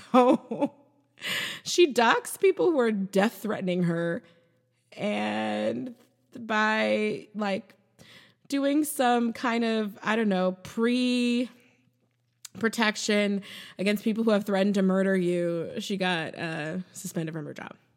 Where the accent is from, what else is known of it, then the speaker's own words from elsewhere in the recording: United States; I'm American.